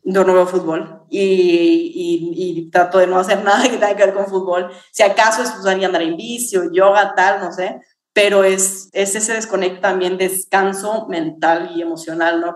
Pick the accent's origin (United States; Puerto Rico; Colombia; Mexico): Mexico; como mexicanos